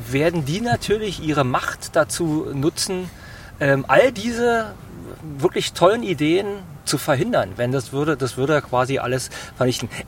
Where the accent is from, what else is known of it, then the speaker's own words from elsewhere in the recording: Berlin, Germany; ich bin hier in Steglitz-Zehlendorf äh, geboren und aufgewachsen und lebe bis heute hier.